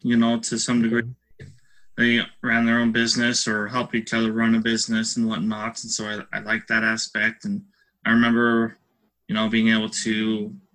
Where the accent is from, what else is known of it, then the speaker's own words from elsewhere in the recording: Salt Lake City, Utah, United States; I grew up, born and raised in Salt Lake City, Utah, and I'm currently still there